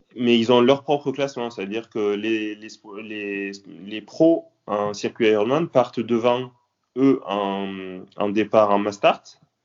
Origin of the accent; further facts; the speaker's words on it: south of France, France; also born or lived in Nîmes; Je suis originaire du sud de la France. J'habite à Nîmes.